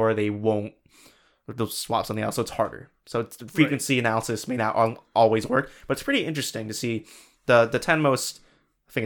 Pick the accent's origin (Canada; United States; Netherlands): United States; because we're American.